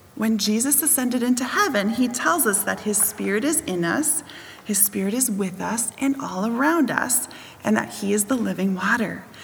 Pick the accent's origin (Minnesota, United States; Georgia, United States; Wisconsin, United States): Wisconsin, United States; I grew up in Wisconsin around lots of different farms